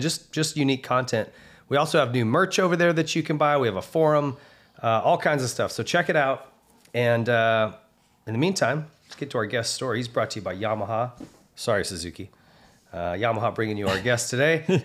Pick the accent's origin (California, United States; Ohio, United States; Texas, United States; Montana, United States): Montana, United States; I grew up racing in Montana